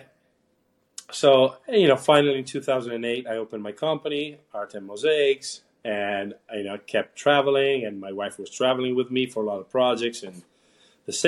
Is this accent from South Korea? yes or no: no; Italy; moved away as an adult; now in United States; I was born and raised in Italy.